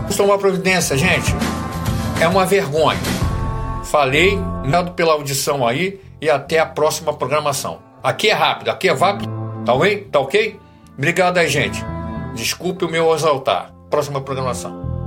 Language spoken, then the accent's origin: Portuguese; Rio de Janeiro, Brazil; Eu sou Fluminense do Estado, do Rio de Janeiro